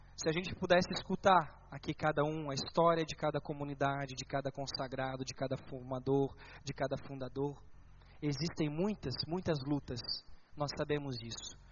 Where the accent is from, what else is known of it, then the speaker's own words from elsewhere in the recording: Bombinhas, Santa Catarina, Brazil; lá na minha cidade, na cidade onde eu morava, na linda cidade de Bombinhas